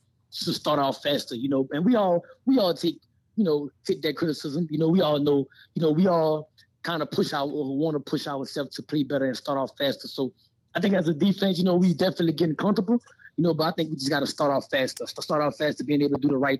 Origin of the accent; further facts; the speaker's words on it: Louisiana, United States; now in Las Vegas, United States; you know, I'm a Southside boy. You know, I'm from Louisiana.